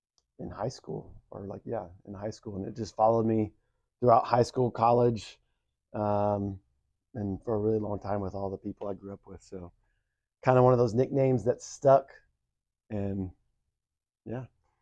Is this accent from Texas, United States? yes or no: yes; Texas, United States; I come from Texas.